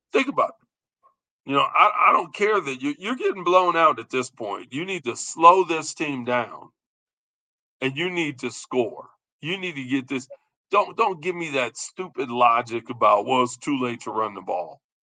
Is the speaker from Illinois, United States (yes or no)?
yes; Chicago, Illinois, United States; We're from Chicago.